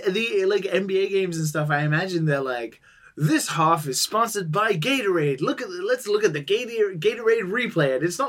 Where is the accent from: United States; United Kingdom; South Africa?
United Kingdom; I mean, I'm British